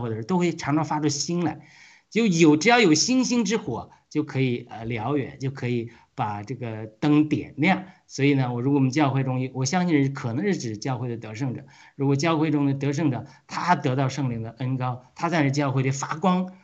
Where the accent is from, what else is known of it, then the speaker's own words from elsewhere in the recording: Hebei, China; 我们是河北的，米，产面很多的